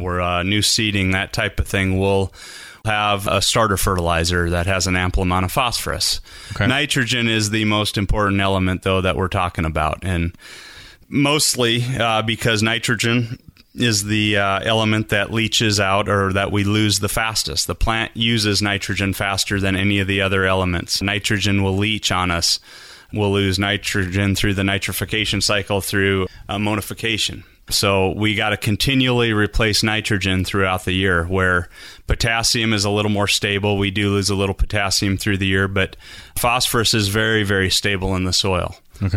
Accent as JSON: {"language": "English", "region": "South Dakota", "country": "United States", "tie": "born or raised there", "also_born_or_lived": "Southern California", "moved": "as an adult", "lives_now": "Idaho, United States", "said": "I grew up in South Dakota"}